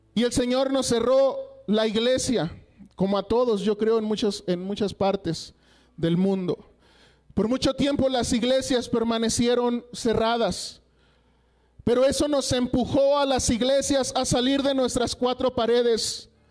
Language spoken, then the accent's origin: Spanish; Coahuila, Mexico; moved away as an adult; now in Durango, Mexico; yo soy originario de Coahuila, de allá, eh, donde termina Coahuila, a cinco minutos está Estados Unidos